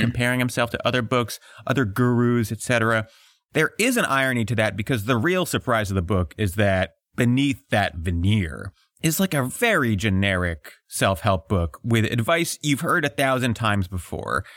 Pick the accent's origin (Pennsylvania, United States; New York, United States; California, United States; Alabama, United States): Pennsylvania, United States; outside of Philly; I was raised outside of Philly by a contractor